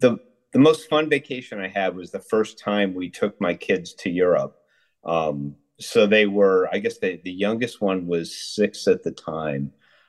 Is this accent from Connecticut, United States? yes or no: yes; Connecticut, United States; moved away as an adult; also born or lived in Philadelphia, Pennsylvania / Wilton, Connecticut / Salisbury, Connecticut / Chicago; now in Wisconsin, United States; So I grew up in Connecticut. So we kind of moved from a bunch of different places in Connecticut. Actually, I lived in Philadelphia when I was very little. But then, and my parents kind of settled in Salisbury, Connecticut, which is the northwest corner of Connecticut. It's kind of it's the most rural part of Connecticut